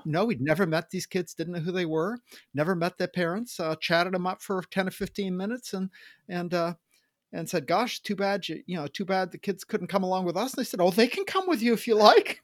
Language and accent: English; Maine, United States; moved away as an adult; also born or lived in Boston / Tacoma; I'm from Maine. I grew up in Maine